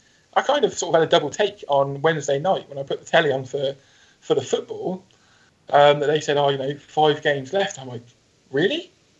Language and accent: English; Reading, South East England, United Kingdom; my hometown of Reading